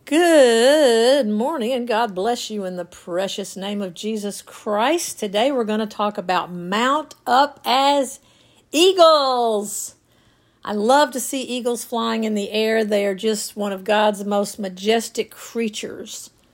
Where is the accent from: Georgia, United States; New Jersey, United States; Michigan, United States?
Georgia, United States; North; as a kid growing up in North Georgia